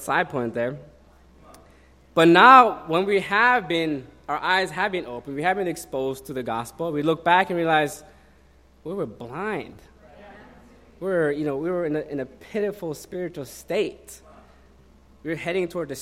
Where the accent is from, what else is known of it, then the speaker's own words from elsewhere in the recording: Oslo, Norway; moved away; I'm from Norway.